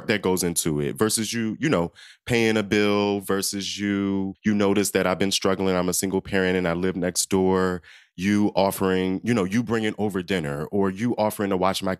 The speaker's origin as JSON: {"language": "English", "region": "Southern Maryland", "country": "United States", "tie": "born or raised there", "said": "a queer little boy, little black boy, growing up in Southern Maryland."}